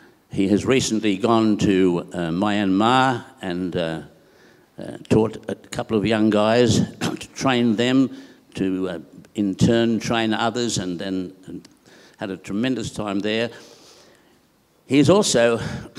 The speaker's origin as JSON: {"language": "English", "town": "Bowral", "region": "New South Wales", "country": "Australia", "also_born_or_lived": "Sarawak, Malaysia / Sabah, Malaysia", "moved": "as an adult", "lives_now": "Perth, Australia", "said": "I come from New South Wales. My father, a lovely town called Bowral"}